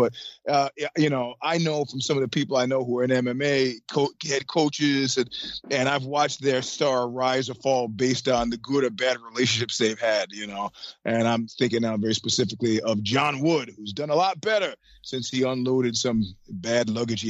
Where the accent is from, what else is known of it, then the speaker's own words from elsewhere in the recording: New York, United States; I mean, as a New Yorker, I was like, and then he went to the crapper.